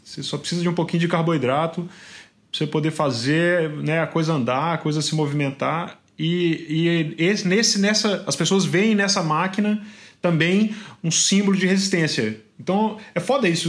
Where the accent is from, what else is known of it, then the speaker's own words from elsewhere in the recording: Mariana, Minas Gerais, Brazil; moved away as an adult; also born or lived in Belo Horizonte; now in São Paulo, Brazil; Eu sou do interior de Minas, né? Eu sou de Mariana